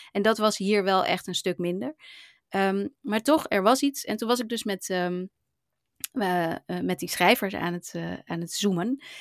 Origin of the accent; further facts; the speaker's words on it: Hawaii, United States; gewoon uit Hawaii en niet uit Japan zelf.